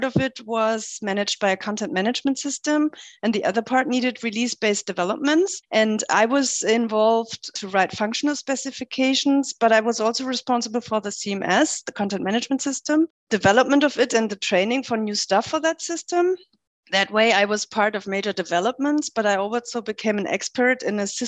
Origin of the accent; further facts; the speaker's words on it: middle of Germany, Central Germany, Germany; moved away as an adult; also born or lived in Lüneburg; I grew up in a very small place in the middle of Germany